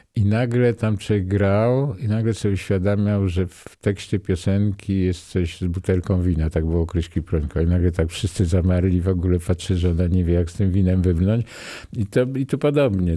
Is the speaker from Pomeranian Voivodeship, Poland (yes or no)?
no; Nowy Sącz, Lesser Poland, Poland; ja jestem z Nowego Sącza